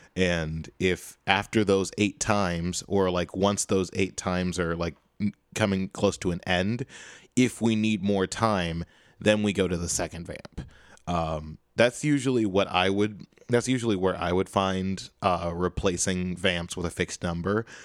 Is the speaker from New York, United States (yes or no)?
no; Chicago, Illinois, United States; now in Boston, United States; I am from Chicago.